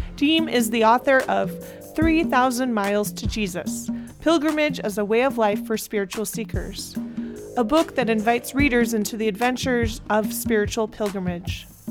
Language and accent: English; Iowa, United States; now in Chicago, United States; I live in Chicago now, I grew up in Iowa